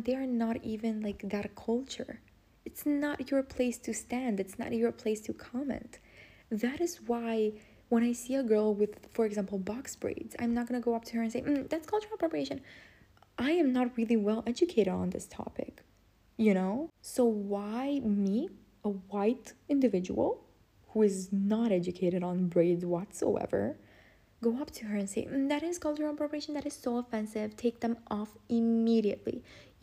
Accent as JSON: {"language": "English", "country": "Romania", "second_language": "English", "said": "I'm Romanian."}